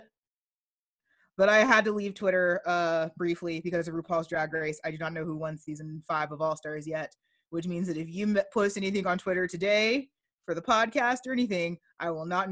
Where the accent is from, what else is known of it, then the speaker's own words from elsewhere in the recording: the South, United States; as a Southerner